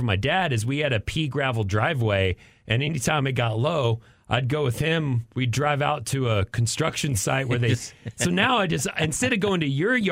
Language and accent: English; Amarillo, Texas, United States; now in Austin, United States; I grew up in Tornado Alley in Amarillo